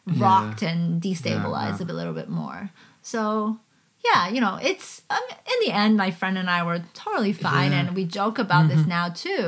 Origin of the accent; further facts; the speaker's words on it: Canada; moved away as an adult; also born or lived in China / Hong Kong / Austria; now in Germany; growing up in Canada